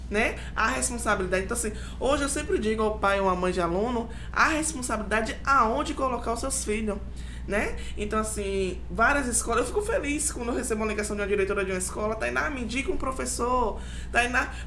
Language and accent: Portuguese; Bahia, Brazil; Adoro, eu sou baiana.